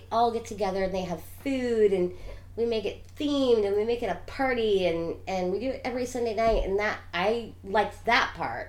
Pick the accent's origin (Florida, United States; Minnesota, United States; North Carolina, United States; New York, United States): New York, United States; I'm from New York.